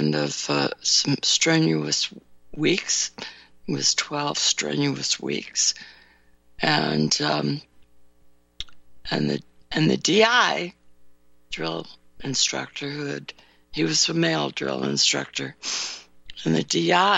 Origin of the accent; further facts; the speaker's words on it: California, United States; now in Chicago suburbs, United States; grew up in California